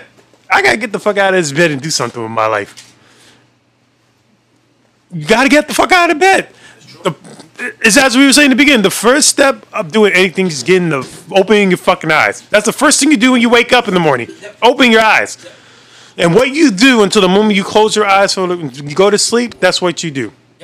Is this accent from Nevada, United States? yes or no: no; New York City, New York, United States; we're New York, and we don't even claim Yonkers as a fifth borough or New York City